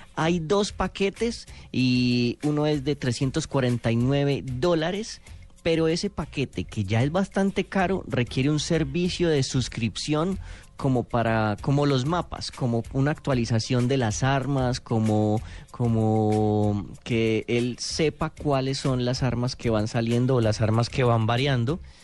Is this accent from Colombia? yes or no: yes; Colombia